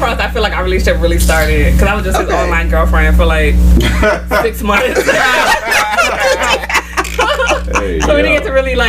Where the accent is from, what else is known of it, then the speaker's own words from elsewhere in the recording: Baltimore, Maryland, United States; accent: Baltimore; So I have it when I'm talking to my Baltimore friends. My Baltimore accent does